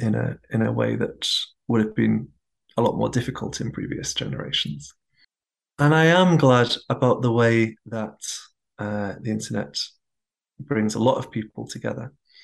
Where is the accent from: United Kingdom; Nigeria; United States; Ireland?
United Kingdom; England; my home country of England.